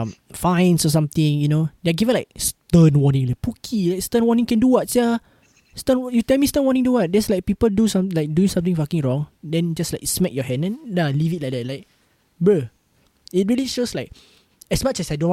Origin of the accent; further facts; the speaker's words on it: Singapore; as a Singaporean